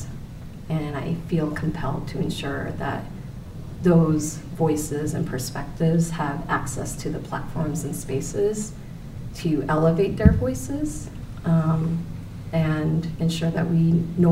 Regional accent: Worcester, Massachusetts, United States; also born or lived in Korea; the school that I had originally attended in Worcester, Massachusetts

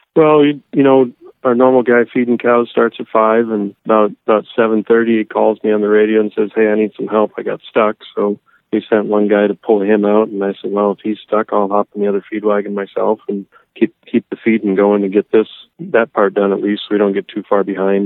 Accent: Minnesota, United States; moved away; I grew up in Minnesota

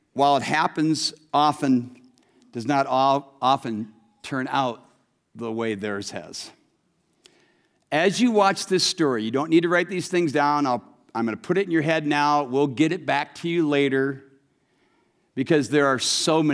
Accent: Waterloo, Iowa, United States; moved away; I'm from Waterloo, so I had family and friends I could visit

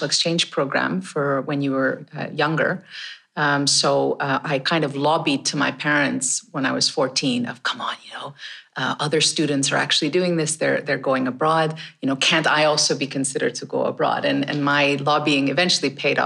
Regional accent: Canada; I grew up in Canada

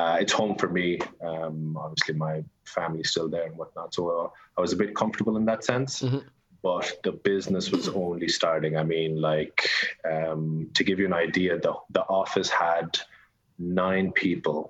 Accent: Wexford, Leinster, Ireland; I'm from Wexford

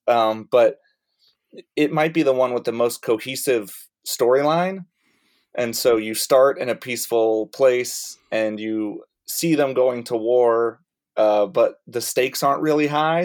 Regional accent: Rock Hill, South Carolina, United States; moved away; I started when I lived in Rock Hill, South Carolina, and I would go to Charlotte probably three times a week for stand up and try to do one local show in either Rock Hill eh, uh, area, my hometown

